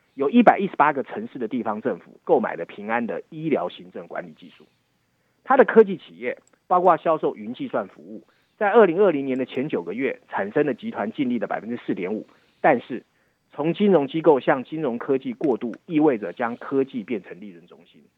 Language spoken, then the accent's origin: Chinese; Taiwan; 身为台湾人